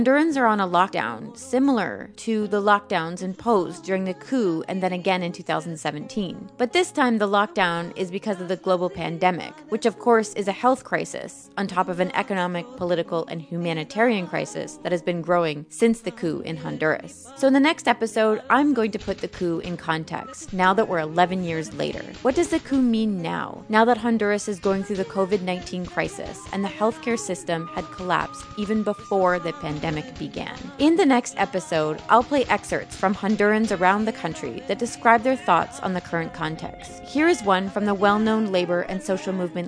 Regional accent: Canada; I'm Canadian

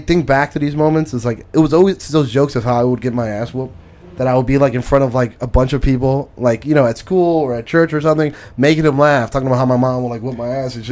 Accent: Philadelphia, Pennsylvania, United States; now in Florida, United States; I grew up in North Philly

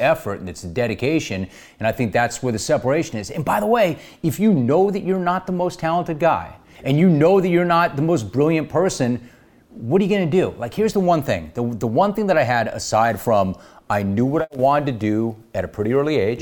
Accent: Los Angeles, California, United States; I grew up in Los Angeles at a very different time

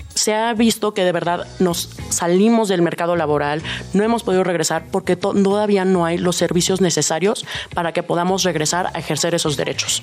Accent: Mexico City, Mexico; como buena chilanga

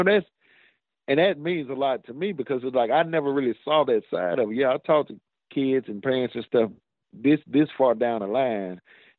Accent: Mississippi, United States; also born or lived in Clinton, Mississippi; I'm proud to say I'm from Mississippi.

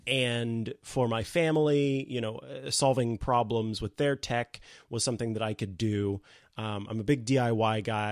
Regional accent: St. Joseph, Missouri, United States; also born or lived in Columbia, Missouri; a local radio station in my hometown of Saint Joseph, Missouri

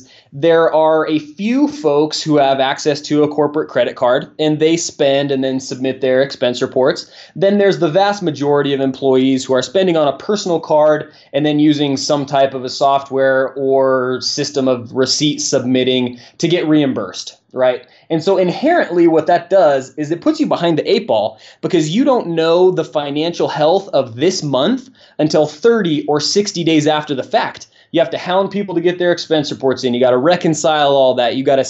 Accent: Nevada, United States; Well, I'm from Nevada, so I basically have to pick all my sports teams

